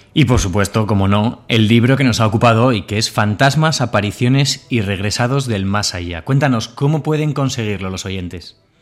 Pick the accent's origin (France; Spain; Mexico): Spain; Bilbao, Basque Country; also born or lived in Burgos; now in Córdoba, Spain; cordobés de adopción, burgalés, bilbaíno de nacimiento, medio bilbaíno, medio burgalés